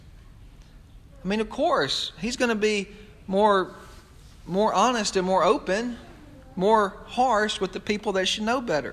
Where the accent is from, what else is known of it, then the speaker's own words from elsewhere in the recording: United States; as an American